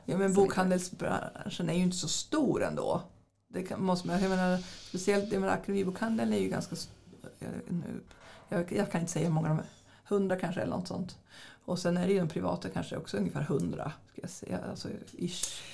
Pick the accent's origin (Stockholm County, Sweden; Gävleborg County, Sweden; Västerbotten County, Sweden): Västerbotten County, Sweden; near Skellefteå; moved away as an adult; also born or lived in Jönköping; now in Västervik, Sweden; vi hade ju ett litet bibliotek där, där jag kommer ifrån